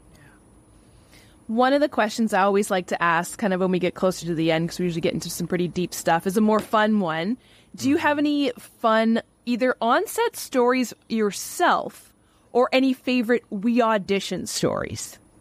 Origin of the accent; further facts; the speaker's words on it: Canada; accent: Canadian; my Canadian accent